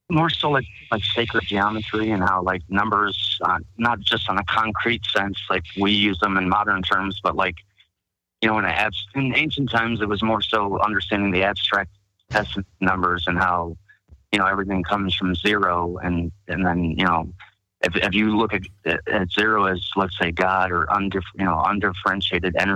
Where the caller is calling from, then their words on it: Buffalo, New York, United States; I'm calling from Buffalo.